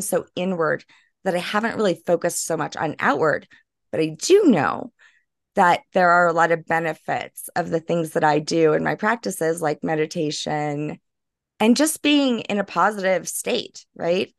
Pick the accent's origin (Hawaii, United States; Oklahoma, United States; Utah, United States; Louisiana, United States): Louisiana, United States; New Orleans; I'm originally from New Orleans. I'm French Creole.